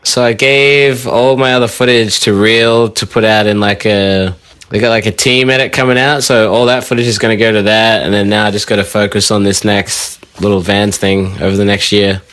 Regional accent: Sydney, New South Wales, Australia; I'm from Sydney

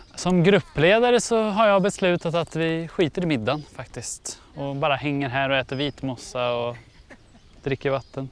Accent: Uppsala, Uppsala County, Sweden; jag är från Uppsala

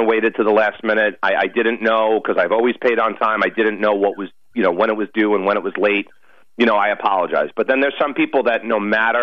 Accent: Bayport, New York, United States; also born or lived in Sayville, New York; I was born in Bayport. I live in Sable now.

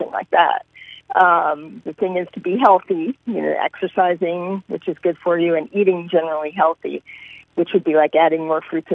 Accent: Philadelphia, Pennsylvania, United States; moved away as an adult; also born or lived in Des Moines, Iowa / Paterson, New Jersey / Texas / Kansas; I grew up in Philadelphia

